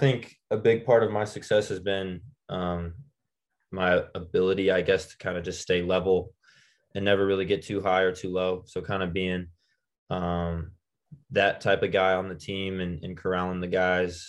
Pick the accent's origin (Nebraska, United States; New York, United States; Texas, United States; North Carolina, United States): Nebraska, United States; Lincoln; growing up in Lincoln